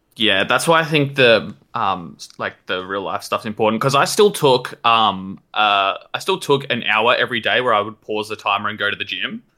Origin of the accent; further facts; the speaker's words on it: New South Wales, Australia; I'm from New South Wales.